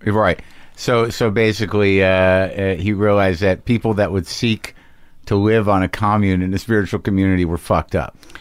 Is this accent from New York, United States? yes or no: no; Albuquerque, New Mexico, United States; I grew up in Albuquerque, New Mexico